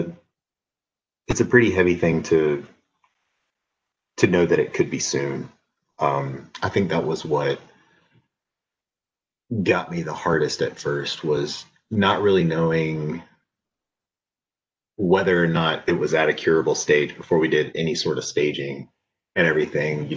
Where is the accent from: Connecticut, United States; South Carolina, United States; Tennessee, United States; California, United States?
South Carolina, United States; Lugoff; I grew up in Lugoff, South Carolina, a really small town on the outskirts of Columbia. Lived all around as a kid, but 90% of my childhood was there